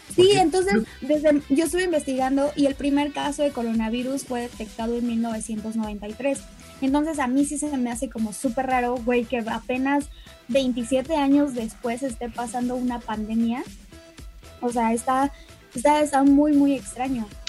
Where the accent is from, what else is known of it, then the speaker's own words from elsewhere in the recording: Mexico; somos mexicanos